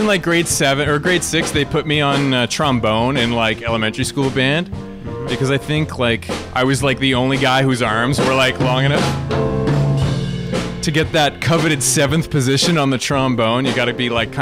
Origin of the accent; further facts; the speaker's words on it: Newmarket, Ontario, Canada; moved away as an adult; now in Waterloo, Canada; I'm from Newmarket, but I went to Laurier and just kind of settled